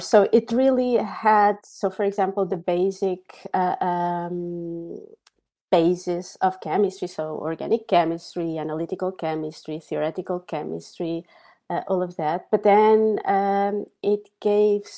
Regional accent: Coimbra, Centro, Portugal; moved away as an adult; I was born in Portugal in a city called Coimbra

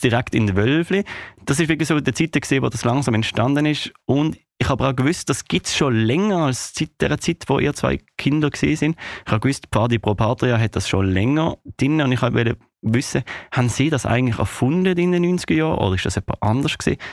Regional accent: Switzerland; bei uns in der Schweiz.

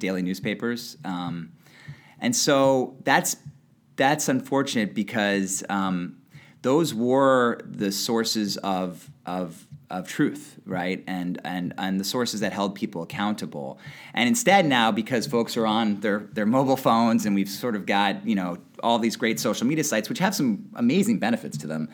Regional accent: West Hartford, Connecticut, United States; moved away as an adult; also born or lived in New Haven; now in Boston, United States; grew up in West Hartford, Connecticut

